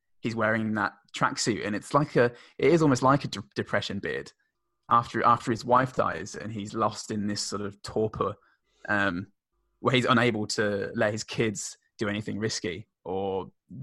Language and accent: English; United Kingdom; now in Australia; We had the same in the UK, or I did at least. In my upper school, my hometown was a three-tier system for a while